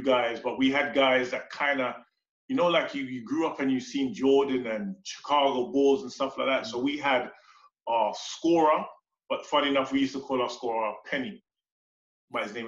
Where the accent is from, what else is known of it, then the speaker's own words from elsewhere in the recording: London, United Kingdom; moved away as an adult; now in Manchester, United Kingdom; I grew up in Northwest London, Church Road, to be exact